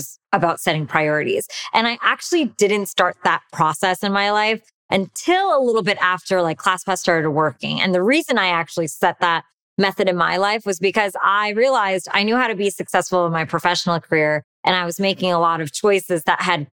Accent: United States; by being Indian and American growing up here.

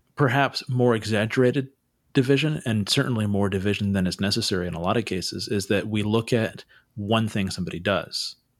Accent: Santa Cruz, California, United States; I grew up in Santa Cruz

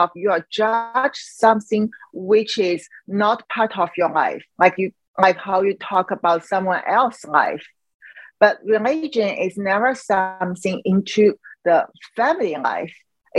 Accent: China; English is a second language; moved away; In China, when we really want to talk about religion, I mean, you can talk in certain level. What I mean is before I leave Chi

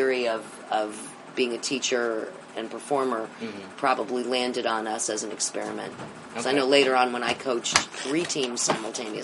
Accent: New Jersey, United States; From New Jersey

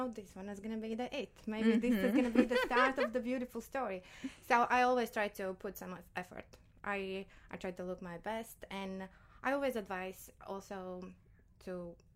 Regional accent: Latvia; also born or lived in London, United Kingdom; now in Dubai, United Arab Emirates; I'm originally from Latvia, and I just moved 3 months ago from London

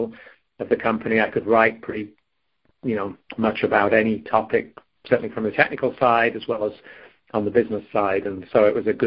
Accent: Crewe, North West England, United Kingdom; moved away as an adult; now in California, United States; I was born and raised in England in the British Midlands, or maybe slightly north of there in a town called Crewe in Cheshire

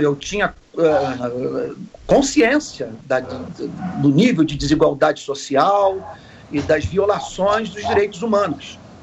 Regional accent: Rio de Janeiro, Brazil; sou nascido no Rio de Janeiro

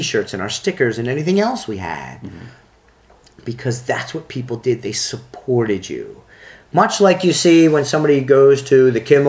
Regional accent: Philadelphia, Pennsylvania, United States; accent: Philadelphia; also born or lived in Plymouth Meeting, Pennsylvania; growing up in Philadelphia

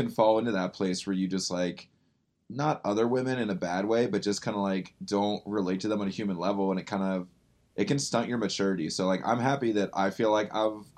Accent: North Carolina, United States; I grew up in North Carolina

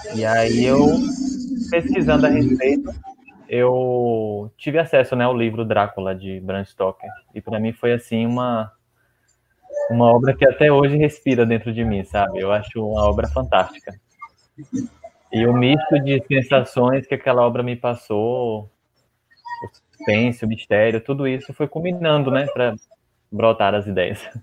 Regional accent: Gandu, Bahia, Brazil; moved away as an adult; also born or lived in Vitória da Conquista; now in Jequié, Brazil; Sim, eu sou do, do interior, de Gandu. Eu nasci numa cidade chamada Gandu

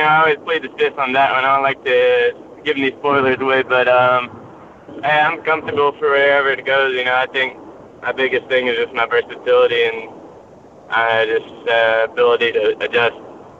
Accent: Chattanooga, Tennessee, United States; Yeah, I'm from Chattanooga.

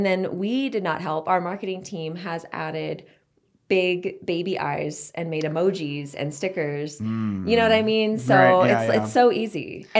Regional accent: Texas, United States; Which is in Waco because I'm from Texas.

